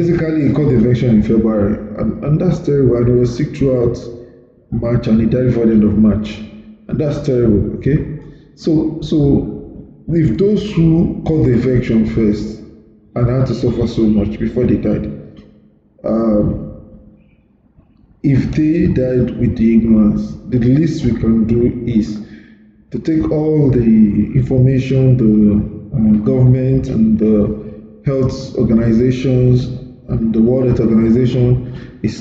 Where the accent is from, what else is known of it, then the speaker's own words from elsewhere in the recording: Nigeria; moved away; also born or lived in United Kingdom; We Nigerians